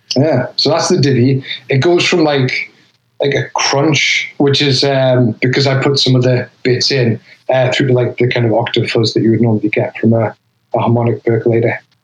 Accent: North East England, United Kingdom; accent: Geordie; moved away as an adult; now in Philadelphia, United States; I'm from the northeast of England

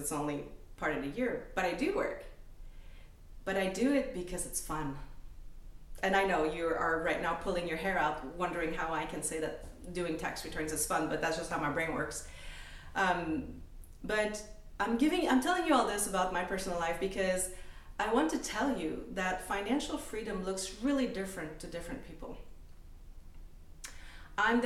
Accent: Canada; moved away as an adult; now in United States; I'm Canadian, I'm French-Canadian. I came to the US 20 years ago.

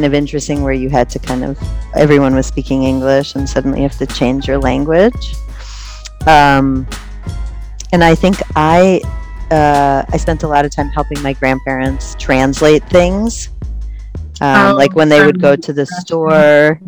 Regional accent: United States; I was about 21. I had visited for the first time, and just interacting with people, I was like, I'm very American.

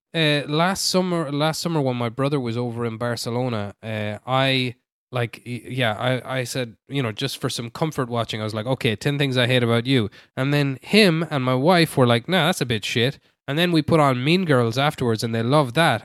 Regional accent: Ireland; I am Irish

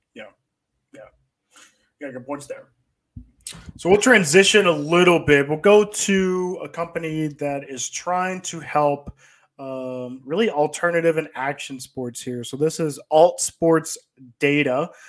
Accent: Atlanta, Georgia, United States; the Michael Vick experience that we obviously had growing up in Atlanta

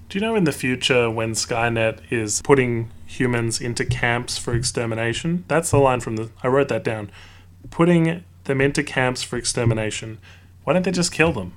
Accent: Australia; I as well am Australian

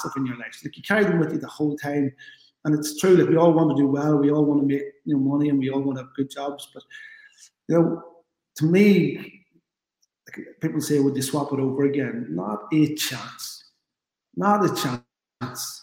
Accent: Ireland; the GAA is central to who we are as Irish people.

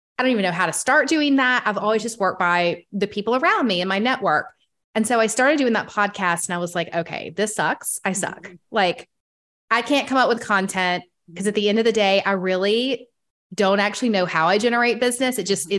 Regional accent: Atlanta, Georgia, United States; in my hometown.

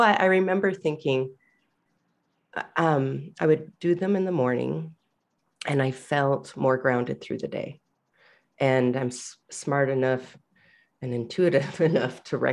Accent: Michigan, United States; I grew up in Michigan

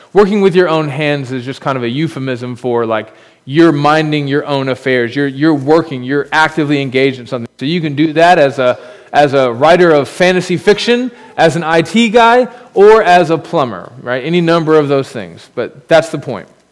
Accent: United States; As an American

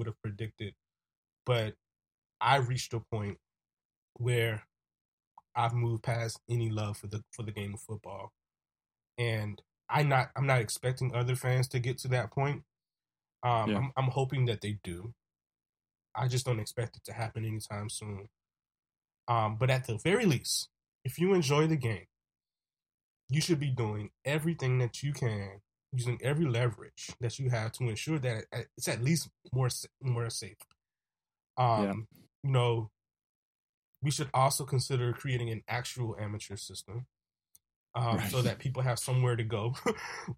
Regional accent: South Carolina, United States; my hometown, South Carolina State University

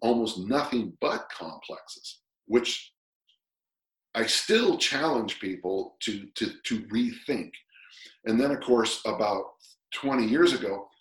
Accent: United States; I'm an American

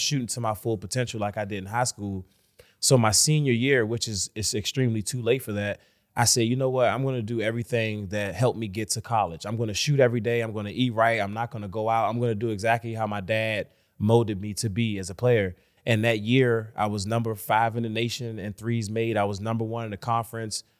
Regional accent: Washington, District of Columbia, United States; I'm from Washington, D C, born and raised.

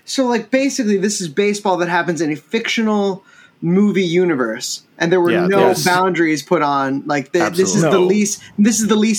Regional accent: Florida, United States; I'm from Florida.

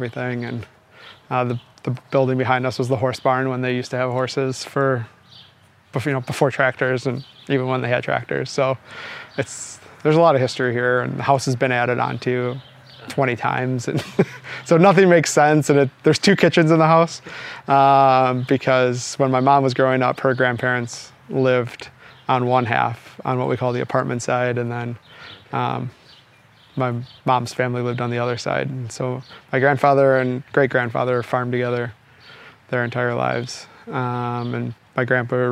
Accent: Milwaukee, Wisconsin, United States; I grew up outside of Milwaukee in a very normal suburb

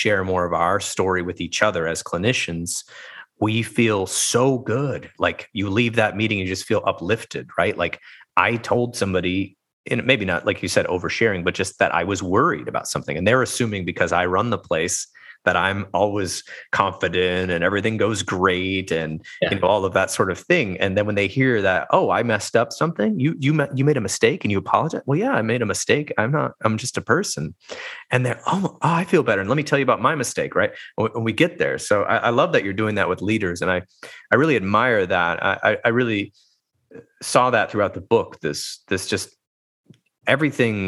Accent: United States; growing up in the United States, I was basically taught that vulnerability was a weakness as a boy

